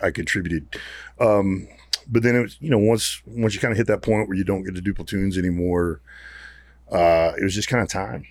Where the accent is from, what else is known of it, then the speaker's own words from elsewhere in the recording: Garland, Texas, United States; also born or lived in Arkansas; I grew up around here. I grew up in Garland, grew up in Arkansas